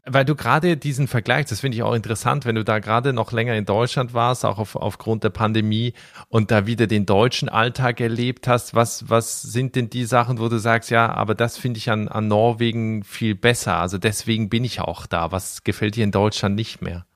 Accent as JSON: {"language": "German", "country": "Switzerland", "said": "ich komme ja aus der Schweiz"}